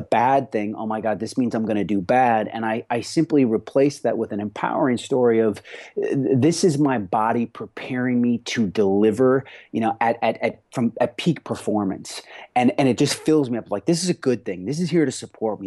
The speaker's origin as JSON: {"language": "English", "town": "Rochester", "region": "Minnesota", "country": "United States", "tie": "born or raised there", "moved": "yes", "lives_now": "Los Angeles, United States", "said": "I grew up on a fourth generation farm in southern Minnesota"}